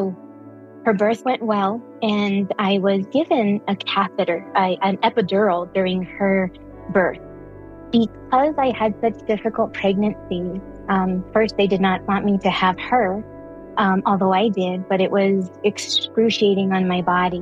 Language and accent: English; Santa Fe, New Mexico, United States; I was born and raised in Santa Fe, New Mexico